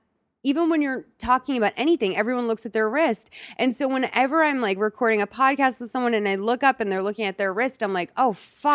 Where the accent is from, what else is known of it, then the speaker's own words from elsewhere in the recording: Boston, Massachusetts, United States; now in Los Angeles, United States; Because like, I don't know, like I'm from Boston. Like I live in LA.